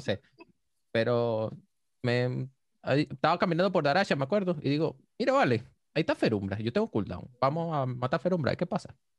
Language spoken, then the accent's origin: Spanish; Venezuela; como todo venezolano